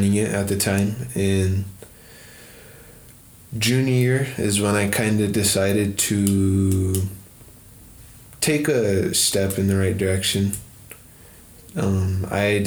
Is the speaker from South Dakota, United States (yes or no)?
yes; Rosebud Sioux Tribe, South Central South Dakota, United States; moved away as an adult; now in Denver, United States; I am Shichangu Lakota from the Rosebud Sioux Tribe in South Central South Dakota